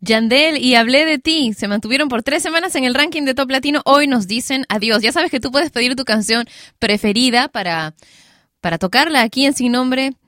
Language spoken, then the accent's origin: Spanish; Peru; en mi país, Perú